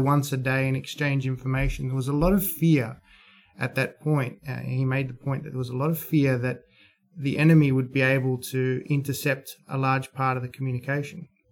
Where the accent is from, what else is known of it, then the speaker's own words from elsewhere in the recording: Australia; being an Australian investor